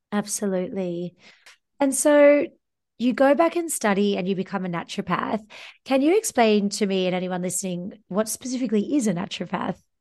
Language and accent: English; Australia; moved away; I'm an Australian, you're a fellow Antipodean